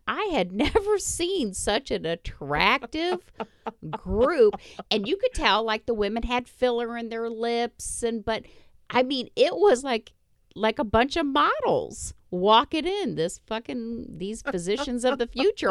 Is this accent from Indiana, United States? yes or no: yes; Indiana, United States; I grew up in Indiana